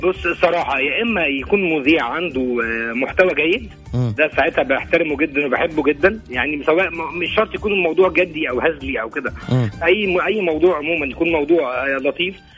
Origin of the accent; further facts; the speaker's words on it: El Mahalla El Kubra, Gharbia, Egypt; now in Jeddah, Saudi Arabia; من المحله